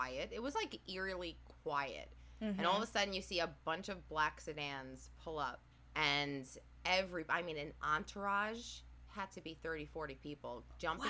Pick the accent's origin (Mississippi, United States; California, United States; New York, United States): New York, United States; New York City; also born or lived in Staten Island; I was born and raised in Brooklyn